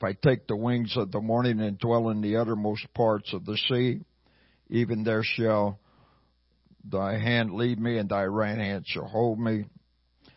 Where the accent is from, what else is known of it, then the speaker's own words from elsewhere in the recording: Hermann, Missouri, United States; now in Kansas City, United States; I was born and raised in a little town called Herman, Missouri